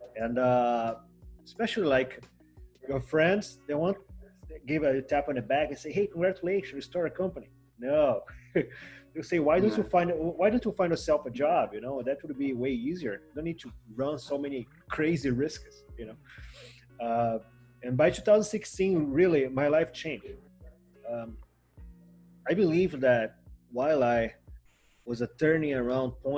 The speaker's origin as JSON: {"language": "English", "town": "Macaé", "region": "Rio de Janeiro", "country": "Brazil", "said": "I come from Macaé, right? It's a city in the country of Rio"}